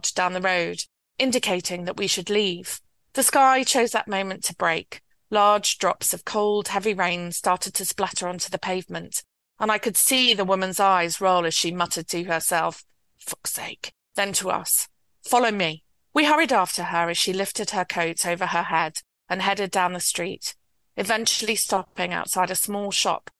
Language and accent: English; Yorkshire and the Humber, United Kingdom; I was born and raised in West Yorkshire and grew up in an environment very like the environment in the book.